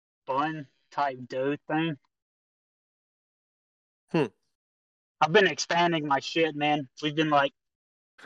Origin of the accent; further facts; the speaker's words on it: Georgia, United States; moved away; I'm from Georgia